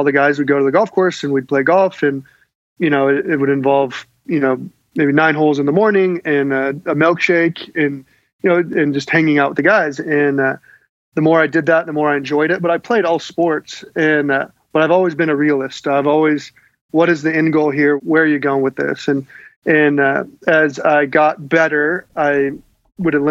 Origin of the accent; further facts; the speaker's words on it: Fresno, California, United States; I grew up in Central California, Fresno